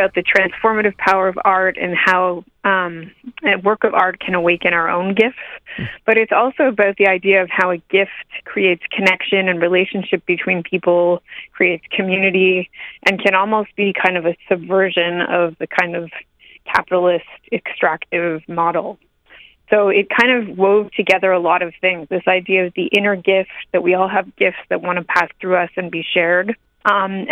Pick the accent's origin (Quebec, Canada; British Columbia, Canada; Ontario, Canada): Quebec, Canada; Montreal; also born or lived in near Toronto; now in Toronto, Canada; I'm Canadian. I grew up in Montreal and I live near Toronto.